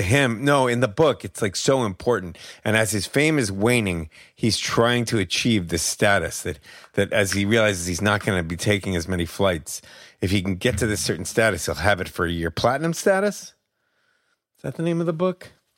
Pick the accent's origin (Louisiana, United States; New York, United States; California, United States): New York, United States; Albany; moved away; also born or lived in San Francisco; I grew up in Albany and my father's still there